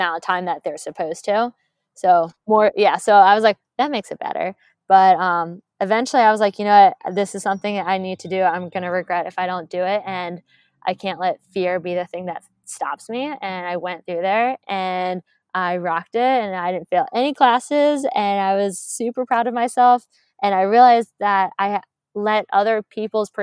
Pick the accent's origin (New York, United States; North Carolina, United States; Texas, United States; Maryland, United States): Maryland, United States; moved away as an adult; also born or lived in Delaware / Georgia; I'm from Maryland